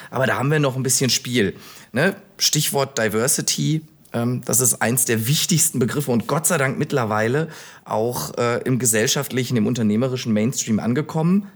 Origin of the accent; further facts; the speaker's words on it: Bielefeld, North Rhine-Westphalia, Germany; also born or lived in Münster; now in Düsseldorf, Germany; bin gebürtig aus Bielefeld